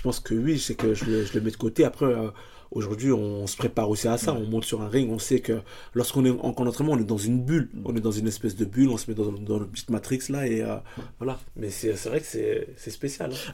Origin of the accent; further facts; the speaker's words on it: Paris, Île-de-France, France; je suis hyper attaché à, à là où je viens, à le, le public qui me, qui me porte aussi, parce que moi aujourd'hui dans le 19e arrondissement